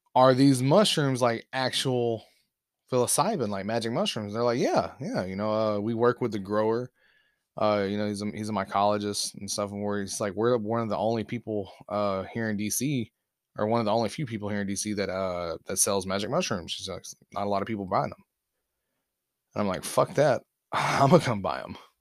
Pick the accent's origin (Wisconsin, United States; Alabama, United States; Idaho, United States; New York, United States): Alabama, United States; moved away; I'm from Alabama